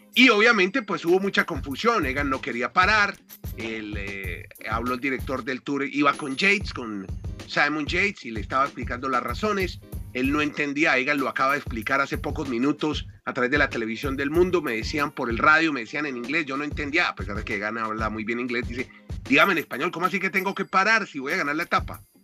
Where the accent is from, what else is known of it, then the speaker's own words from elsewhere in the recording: Colombia; como colombiano